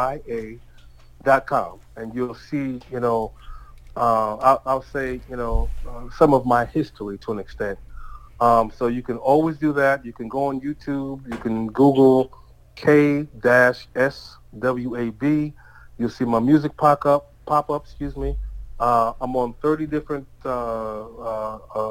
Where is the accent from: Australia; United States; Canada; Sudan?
United States; New York City, New York; also born or lived in Georgia; I was born in New York, Staten Island, Shaolin.